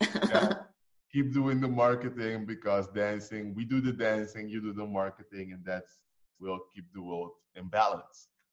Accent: Curaçao; moved away; we come from Curacao. Curacao is, by the way, it's small, tiny island in the Caribbean

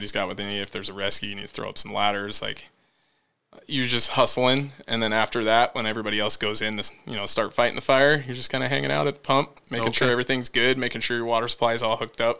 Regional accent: Hilliard, United States; moved away; also born or lived in Renton; I grew up in Hilliard.

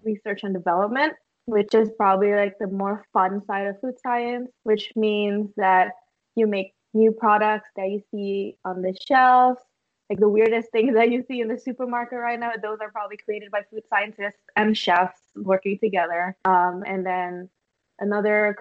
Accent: Indonesia; moved away as an adult; also born or lived in Indiana, United States; now in Hawaii, United States; I am from Indonesia, and I moved to the U.S. in 2015 for college

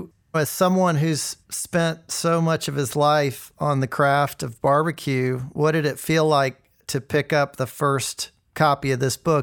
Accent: Memphis, Tennessee, United States; editor-in-chief of Southern Living magazine, and some of y'all may know that I grew up in Memphis, Tennessee, a town that takes its barbecue seriously.

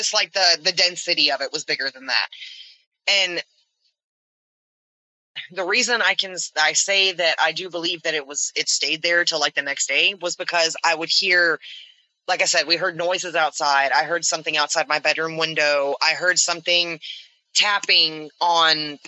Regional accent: the South, United States; We're from the South

